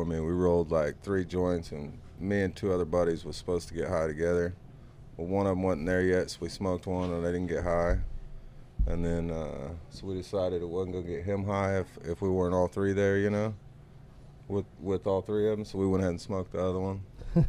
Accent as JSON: {"language": "English", "town": "Glenpool", "region": "Oklahoma", "country": "United States", "tie": "born or raised there", "said": "Born and raised Glenpool, still live in the house that I grew up"}